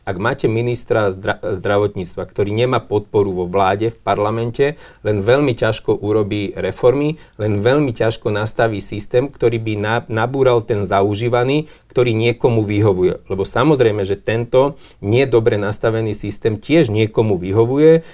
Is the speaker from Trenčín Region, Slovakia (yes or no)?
no; Levoča, Prešov Region, Slovakia; v mojom rodnom meste, v Levoči